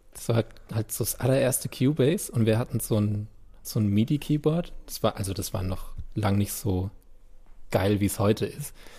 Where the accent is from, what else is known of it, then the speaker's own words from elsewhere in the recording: Landau, Rhineland-Palatinate, Germany; first language German; Also an Gottramstein, wo ich aufgewachsen bin